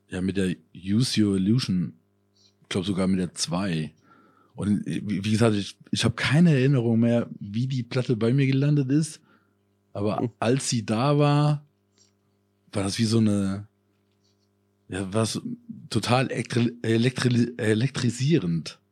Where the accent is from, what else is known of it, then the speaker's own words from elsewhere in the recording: Koblenz area, Rhineland-Palatinate, Germany; moved away; Konzerte in meiner alten Heimat, da waren wir in Koblenz